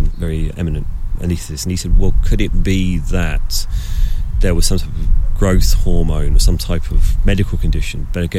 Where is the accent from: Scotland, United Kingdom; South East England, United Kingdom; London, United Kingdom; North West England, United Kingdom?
South East England, United Kingdom; Crawley; Well, it's a more interesting town than people give it credit for, because then they tend to think it's below average university education and it's one of the new towns.